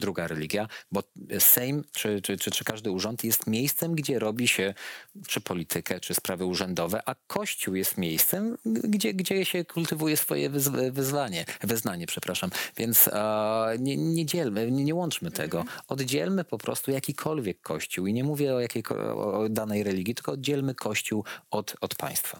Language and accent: Polish; Łódź, Łódź Voivodeship, Poland; u nas, u nas w Łodzi są szkoły